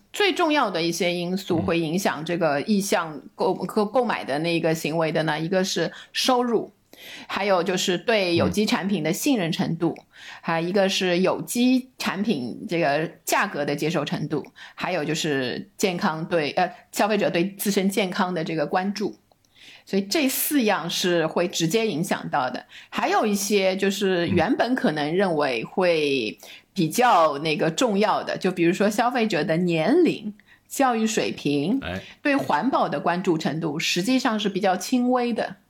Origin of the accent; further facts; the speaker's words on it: China; 我们中国人的这个吃蔬菜的观念